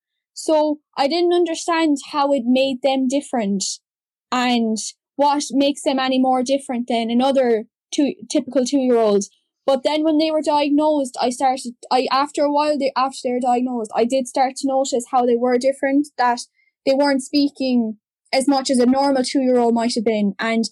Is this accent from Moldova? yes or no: no; County Clare, Munster, Ireland; I'm from County Clare and I have two brothers with autism. I was 4 when they were born and 6 when they were diagnosed. They're now 13 and I'm 18.